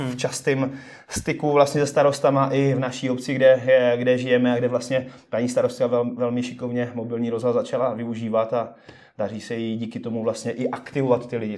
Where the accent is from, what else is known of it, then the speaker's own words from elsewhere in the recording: Přerov, Olomouc Region, Czechia; moved away; já pocházím původně z Předova